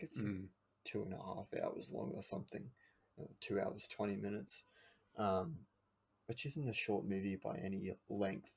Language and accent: English; Australia; We're Australian.